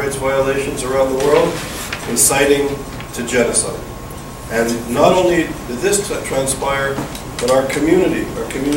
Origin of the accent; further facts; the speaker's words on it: Canada; moved away; also born or lived in Israel; growing up in Canada